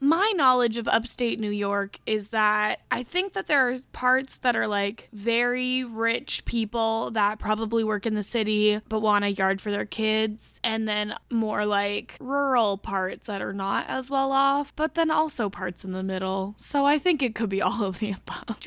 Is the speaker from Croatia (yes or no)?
no; Canada; I'm Canadian.